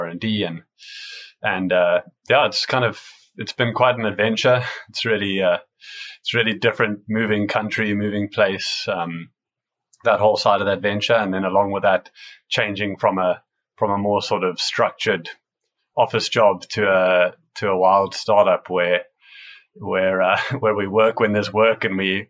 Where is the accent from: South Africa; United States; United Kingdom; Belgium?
South Africa; moved away as an adult; now in Canada; I come from South Africa originally.